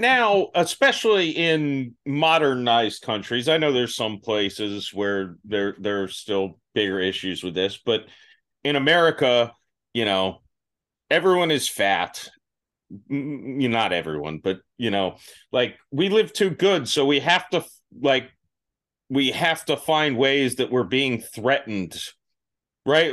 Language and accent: English; Florida, United States; I grew up in Florida